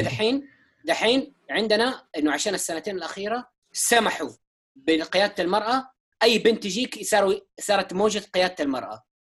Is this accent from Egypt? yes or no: no; Saudi Arabia; احنا السعوديين